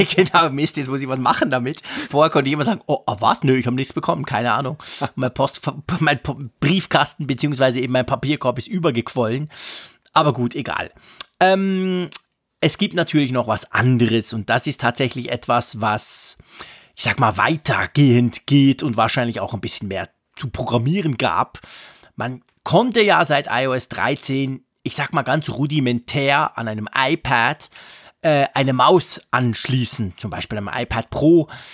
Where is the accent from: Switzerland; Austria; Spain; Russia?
Switzerland; bei uns in der Schweiz